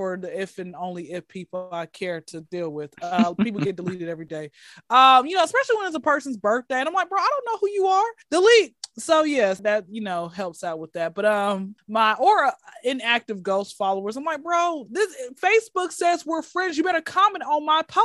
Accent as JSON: {"language": "English", "town": "Atlanta", "region": "Georgia", "country": "United States", "tie": "born or raised there", "said": "I am born and raised in Atlanta"}